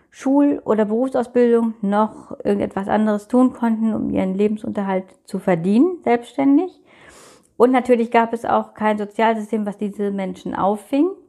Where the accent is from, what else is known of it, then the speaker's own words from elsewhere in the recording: North Rhine-Westphalia, Germany; ähm, ich komme aus NRW, bin von Geburt an blind